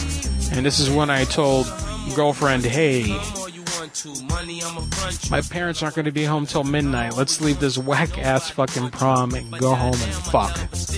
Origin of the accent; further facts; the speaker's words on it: Orlando, Florida, United States; because I'm from Orlando, and I used to work for Darden Corporate